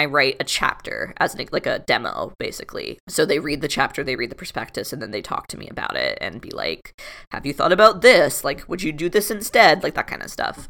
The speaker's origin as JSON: {"language": "English", "region": "South Florida", "country": "United States", "tie": "born or raised there", "moved": "as an adult", "said": "I grew up in Florida, like Kathy said, I grew up in South Florida, which is very different from North Florida"}